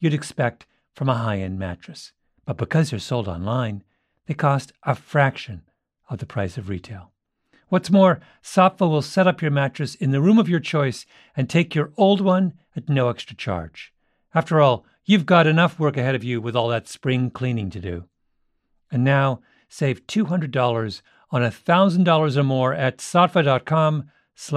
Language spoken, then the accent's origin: English; Canada; When I was 14, growing up in Canada